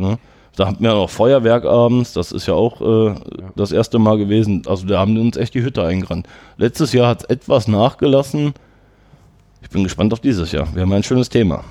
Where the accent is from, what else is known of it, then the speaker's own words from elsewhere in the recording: Herten, North Rhine-Westphalia, Germany; ich wollte schon gerne hier in Herten bleiben. Ich komme aus Herten